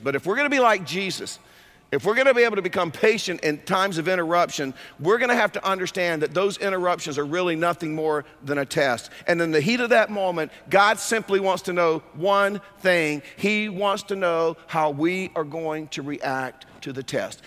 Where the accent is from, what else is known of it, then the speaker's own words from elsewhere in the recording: North Carolina, United States; moved away; also born or lived in California; I grew up in North Carolina